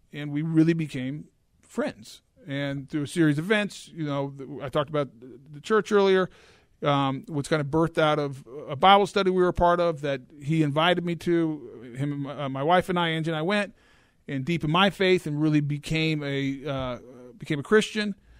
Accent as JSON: {"language": "English", "town": "Boulder", "region": "Colorado", "country": "United States", "tie": "born or raised there", "also_born_or_lived": "California", "moved": "as an adult", "lives_now": "Jacksonville, United States", "said": "longer than I've lived where I grew up in Boulder, Colorado"}